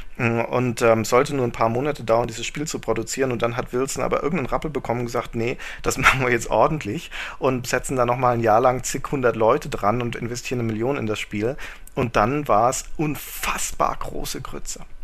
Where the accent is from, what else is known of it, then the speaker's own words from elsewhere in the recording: Germany; als Deutscher